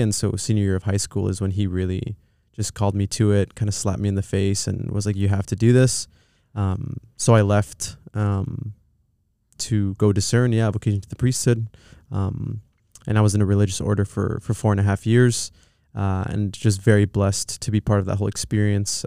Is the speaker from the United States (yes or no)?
yes; Pomona, California, United States; also born or lived in Los Angeles; We went to a s, a, a town called Pomona, um, and that's where I'd spent most of my years growing up